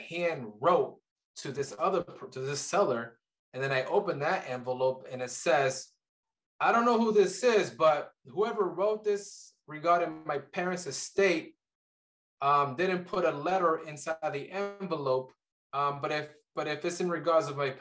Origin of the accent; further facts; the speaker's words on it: Colombia; now in Kansas City, United States; I'm from Colombia originally